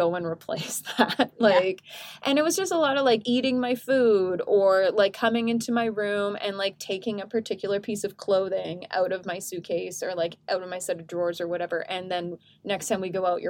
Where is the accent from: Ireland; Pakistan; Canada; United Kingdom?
Canada; we're Canadian